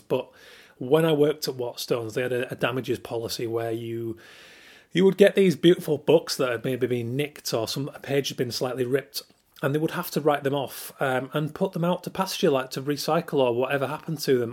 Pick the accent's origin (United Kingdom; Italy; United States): United Kingdom; Yorkshire and the Humber